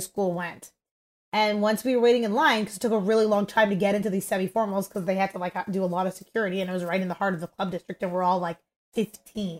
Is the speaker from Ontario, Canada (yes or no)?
yes; Toronto, Ontario, Canada; we're all from Toronto